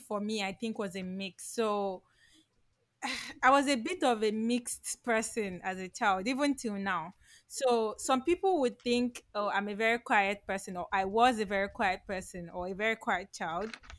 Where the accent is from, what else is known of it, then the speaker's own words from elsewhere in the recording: Lagos, Nigeria; i grew up in lagos